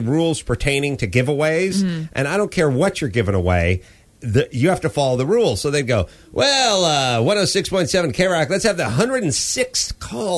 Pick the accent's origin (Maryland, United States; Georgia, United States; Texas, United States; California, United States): California, United States; Los Angeles; I grew up in North Hollywood, so I never got to leave this place